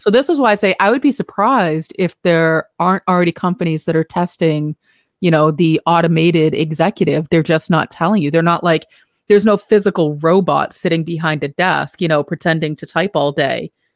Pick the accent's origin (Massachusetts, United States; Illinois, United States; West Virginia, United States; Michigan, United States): Massachusetts, United States; Boston; accent: Boston; my Boston accent